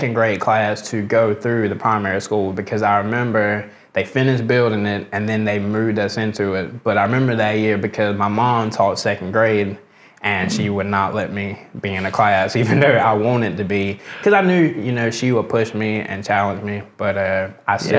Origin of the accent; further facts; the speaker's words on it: Americus, Georgia, United States; I was born, raised here, been here all my life.